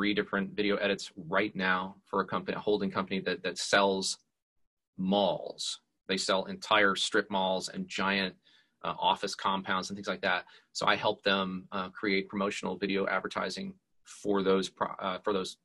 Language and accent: English; Georgia, United States; also born or lived in Pennsylvania; grew up here in Georgia for 49 of my 51 years